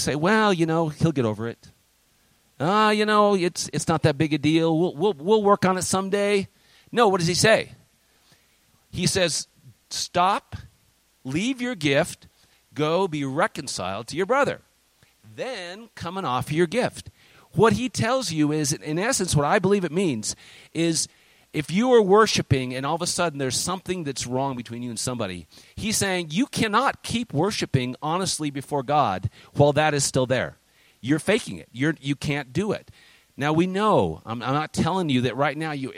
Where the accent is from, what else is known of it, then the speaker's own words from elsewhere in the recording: United States; also born or lived in China; we're American citizens, and I'm proud of being American